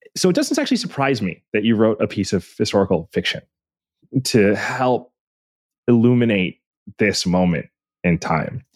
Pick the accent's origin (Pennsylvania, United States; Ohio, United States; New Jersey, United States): Pennsylvania, United States; I'm from Pennsylvania